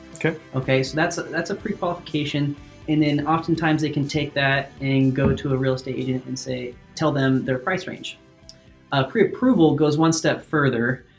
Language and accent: English; Salem, Oregon, United States; also born or lived in Corvallis, Oregon; I grew up in Salem, Oregon, been here my whole life.